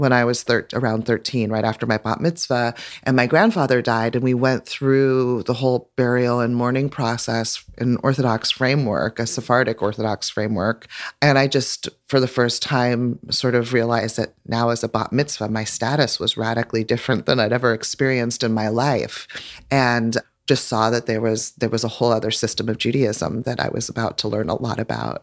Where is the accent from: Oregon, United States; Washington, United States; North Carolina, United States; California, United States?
Oregon, United States; Eugene; growing up in Eugene, Oregon